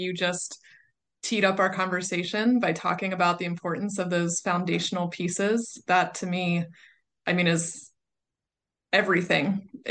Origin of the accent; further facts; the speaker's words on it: Pittsburgh, Pennsylvania, United States; I moved back to Pittsburgh, which is my hometown